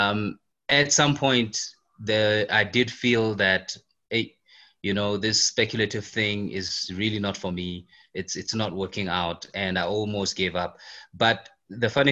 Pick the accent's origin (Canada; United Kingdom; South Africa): South Africa; I'm in South Africa and I grew up in South Africa.